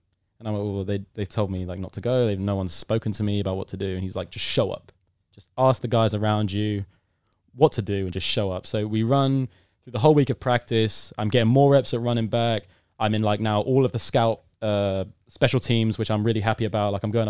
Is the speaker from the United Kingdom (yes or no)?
yes; United Kingdom; I'm British. British fans are pretty rowdy when it comes to sport.